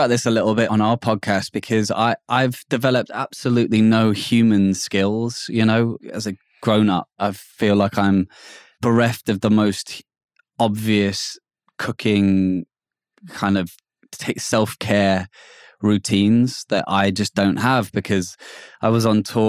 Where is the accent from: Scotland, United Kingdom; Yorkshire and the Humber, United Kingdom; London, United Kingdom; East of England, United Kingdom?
London, United Kingdom; Hackney; a bit like growing up in Hackney, I thought this was normal.